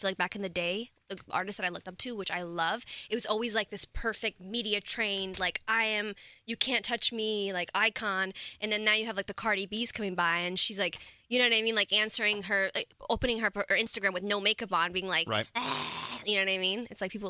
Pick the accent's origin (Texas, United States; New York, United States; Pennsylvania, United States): New York, United States; Like, I'm from New York City.